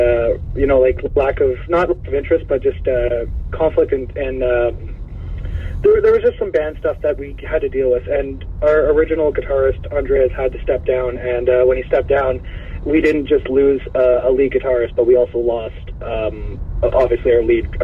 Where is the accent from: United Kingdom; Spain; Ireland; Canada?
Canada; we're Canadian